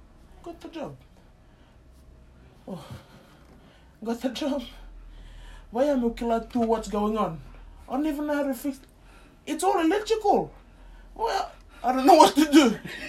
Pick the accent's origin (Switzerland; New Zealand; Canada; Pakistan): Pakistan; English is a second language; You know, brother, I'm 4-year engineer. I'm coming from Pakistan.